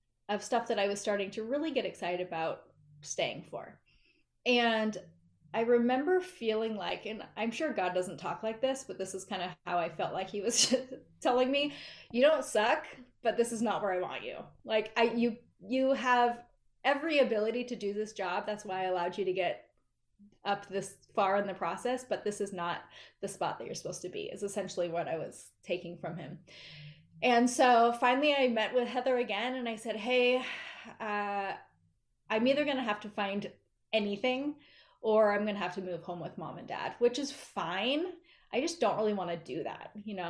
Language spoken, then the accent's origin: English; Seattle, Washington, United States; I grew up mostly in Seattle